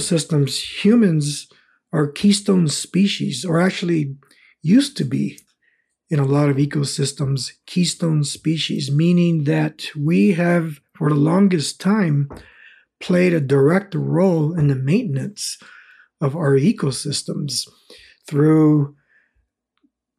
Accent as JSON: {"language": "English", "region": "Southern California", "country": "United States", "tie": "born or raised there", "also_born_or_lived": "American Southwest / Chihuahua, Mexico", "second_language": "English", "said": "I spent most of my life when I was growing up in Southern California, down by the border, and also in the American Southwest and back and forth into the Southwest and Mexico as well"}